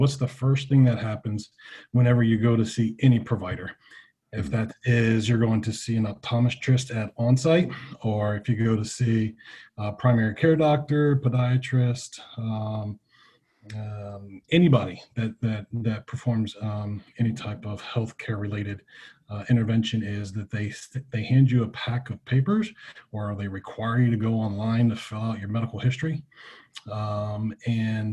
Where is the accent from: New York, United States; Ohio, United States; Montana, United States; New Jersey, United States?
Ohio, United States; Southeast; moved away as an adult; also born or lived in Pennsylvania; now in Jacksonville, Florida, United States; I came from Southeast Ohio